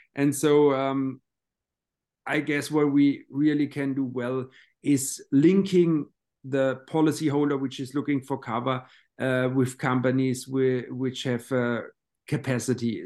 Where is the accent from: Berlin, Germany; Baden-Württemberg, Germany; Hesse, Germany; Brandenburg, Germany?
Baden-Württemberg, Germany; Baden-Baden; my hometown in, uh, Baden-Baden